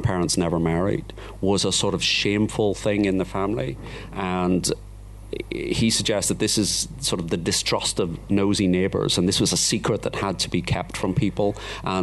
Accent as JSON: {"language": "English", "area": "the North", "region": "Northern Ireland", "country": "United Kingdom", "said": "I come from the North, which is a very liberal Presbyterian"}